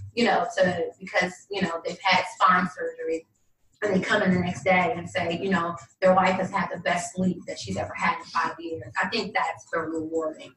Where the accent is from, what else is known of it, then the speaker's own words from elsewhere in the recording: the South, United States; moved away; I'm from the South